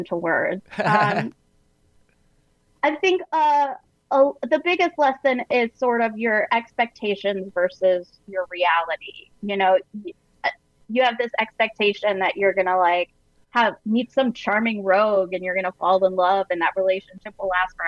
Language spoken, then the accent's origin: English; Sarasota, Florida, United States; moved away; that's actually my hometown